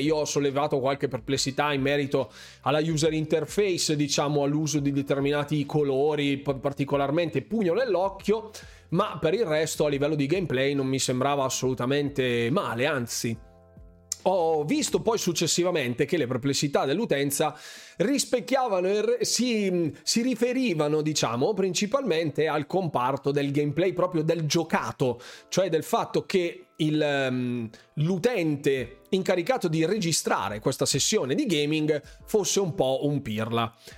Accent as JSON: {"language": "Italian", "town": "Bergamo", "region": "Lombardy", "country": "Italy", "accent": "Bergamasque", "said": "qui a Bergamo nella mia terra"}